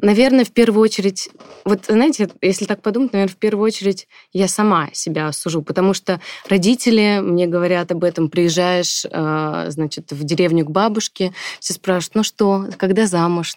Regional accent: Russia; also born or lived in China; я родилась в России, росла в России

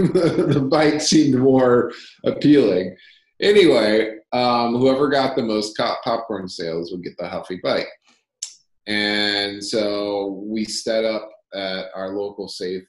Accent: Arizona, United States; So I grew up in Arizona. And I'm in Tucson still, and I actually really do love Arizona.

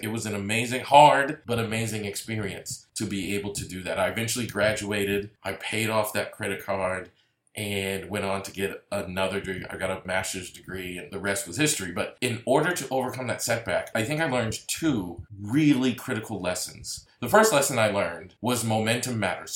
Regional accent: Massachusetts, United States; moved away as an adult; also born or lived in DeSoto, Texas; move from Massachusetts, my hometown

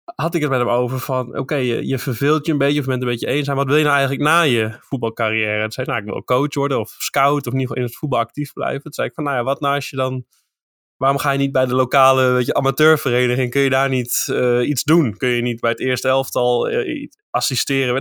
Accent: eastern Netherlands, Netherlands; in het oosten van het land waar ik vandaan kom

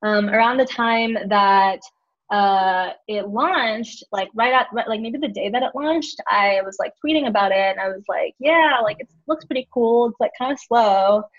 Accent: Houston, Texas, United States; Houston, Texas.

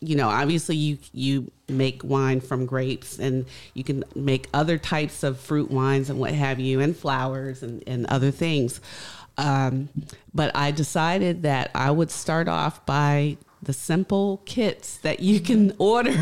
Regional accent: Richmond, Virginia, United States; moved away as an adult; also born or lived in Indiana / New York; now in Baltimore, United States; originally I am born in Indiana and I grew up in Richmond, Virginia.

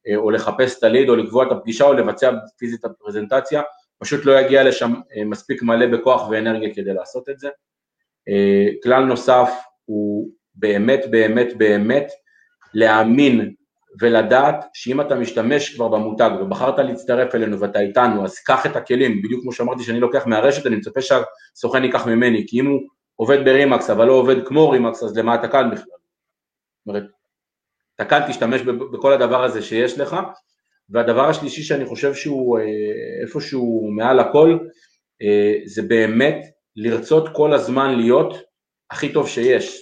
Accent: Lod, Central District, Israel; נולדנו והתחנכנו בעיר לוד

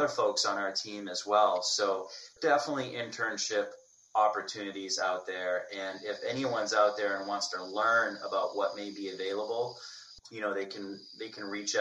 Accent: Maine, United States; I was born and raised in Maine

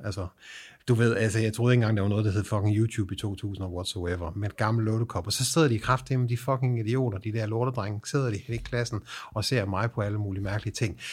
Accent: Southern Jutland, Southern Denmark, Denmark; jeg er fucking sønderjyde

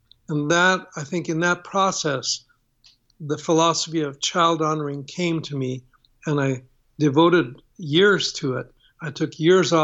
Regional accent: Toronto, Ontario, Canada; my growing up in Canada

